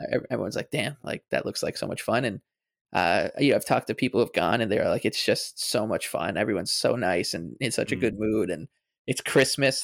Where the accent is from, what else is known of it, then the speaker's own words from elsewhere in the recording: Long Island, New York, United States; you know from Long Island